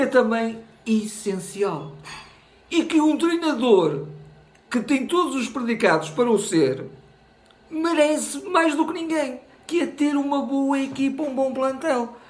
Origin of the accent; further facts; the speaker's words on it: Portugal; eu, eu sou português, sou cidadão deste país